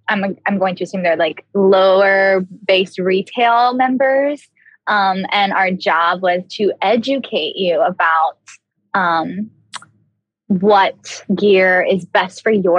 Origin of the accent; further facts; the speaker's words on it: Cincinnati, Ohio, United States; also born or lived in Louisville, United States; Well, I was born in Louisville, Kentucky, and then I always say my home is Cincinnati, Ohio. I moved around a lot, so Cincinnati was kind of the first city in which I stayed put for more than 3 or 4 years.